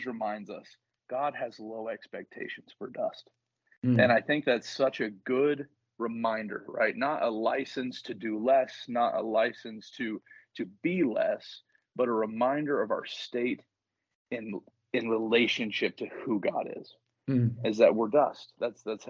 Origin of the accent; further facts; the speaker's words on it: the South, United States; moved away as an adult; also born or lived in northern Michigan; now in Michigan, United States; I'm from the South